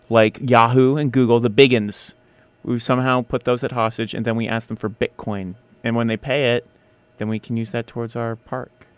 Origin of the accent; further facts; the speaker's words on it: United States; I'm an American